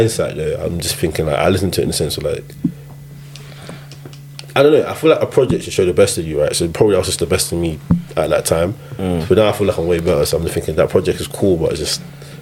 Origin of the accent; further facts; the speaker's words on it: Nigeria; moved away; I'm Nigerian